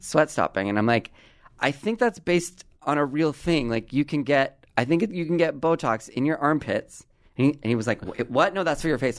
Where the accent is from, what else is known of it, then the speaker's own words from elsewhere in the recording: Southern California, United States; growing up in Southern California